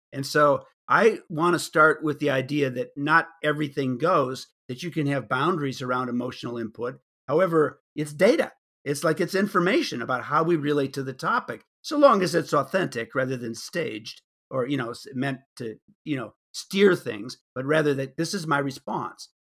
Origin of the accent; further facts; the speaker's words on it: suburbs of Chicago, Illinois, United States; moved away; growing up in the Republican suburbs of Chicago